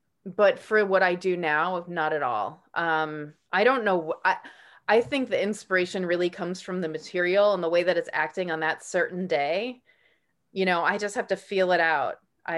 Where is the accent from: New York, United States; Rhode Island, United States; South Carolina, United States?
New York, United States; I grew up in New York. I grew up on Long Island, the South Side, near there's like the barrier beaches